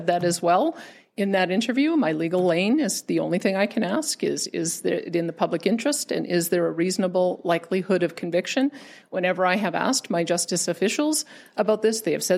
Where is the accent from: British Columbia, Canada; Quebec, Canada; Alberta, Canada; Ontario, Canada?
Alberta, Canada; High River; my home town of High River